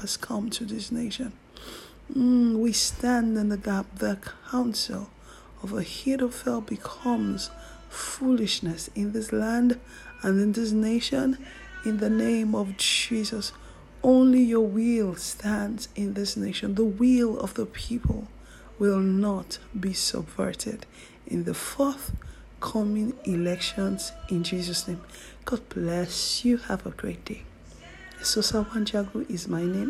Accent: Nigeria; Nigeria is my home country

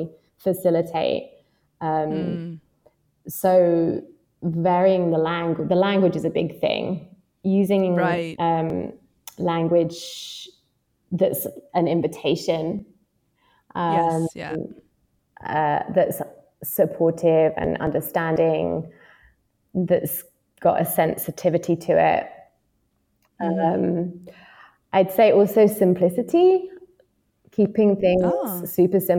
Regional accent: London, United Kingdom; moved away as an adult; now in Yangon, Myanmar; I'm a Londoner.

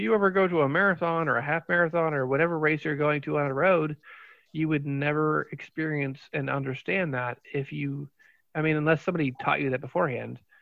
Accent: Fairborn, Ohio, United States; I grew up in Fairborn, so Yellow Springs is like my bag right there

